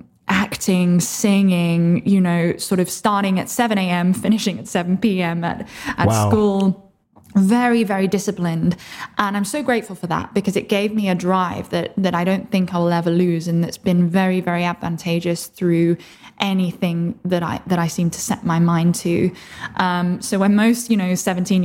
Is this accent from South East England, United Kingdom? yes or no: yes; Oxford, South East England, United Kingdom; I was born in Oxford originally